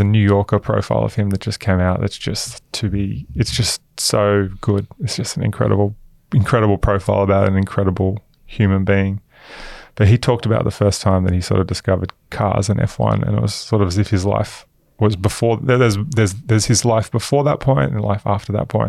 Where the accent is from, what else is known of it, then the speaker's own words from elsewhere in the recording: Queensland, Australia; also born or lived in Newcastle, New South Wales; I grew up in Queensland. Mass, I was born in Newcastle.